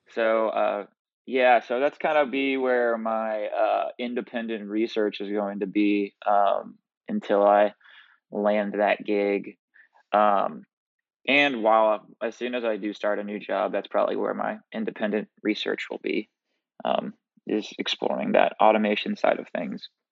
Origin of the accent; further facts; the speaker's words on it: Indiana, United States; moved away as an adult; now in Nashville, United States; I'm originally from Indiana